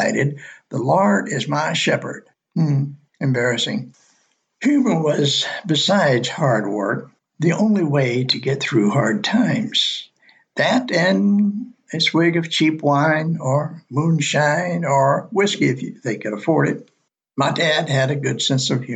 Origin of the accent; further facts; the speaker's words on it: Alabama, United States; moved away as an adult; northern Alabama. My home state